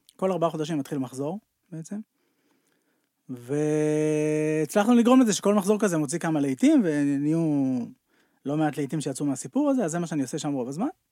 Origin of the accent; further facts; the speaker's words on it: Tel Aviv, Tel Aviv District, Israel; גרתי בתל אביב, העיר הגדולה, סתם נולדתי בתל אביב